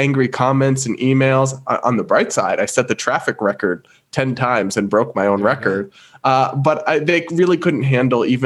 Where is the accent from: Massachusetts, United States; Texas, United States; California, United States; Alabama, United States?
Massachusetts, United States; I'm from Massachusetts. I'm from New England.